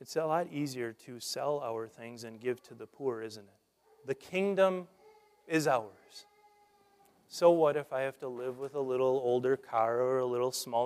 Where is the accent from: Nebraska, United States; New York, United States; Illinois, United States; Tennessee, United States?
Nebraska, United States; growing up in Nebraska